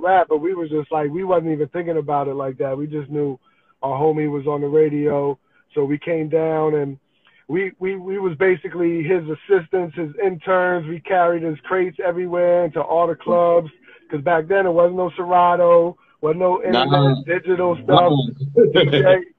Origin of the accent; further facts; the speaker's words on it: New Jersey, United States; moved away as an adult; also born or lived in Atlanta, Georgia; now in Washington, D.C., United States; I'm originally from Jersey